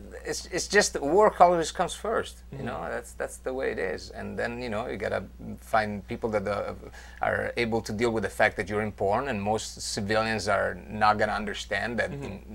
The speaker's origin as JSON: {"language": "English", "town": "Van Nuys", "region": "California", "country": "United States", "said": "Okay. Yeah, exactly. It's fake. Yeah. I'm from Van Nuys."}